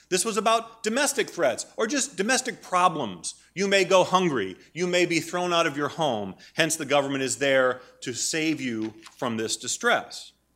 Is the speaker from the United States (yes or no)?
yes; Maine, United States; moved away; I grew up in Maine, that's where I'm from